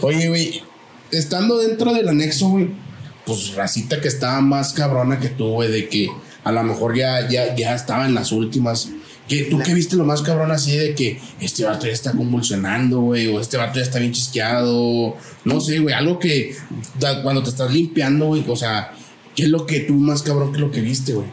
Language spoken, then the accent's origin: Spanish; Saltillo, Coahuila, Mexico; somos la raza de Saltillo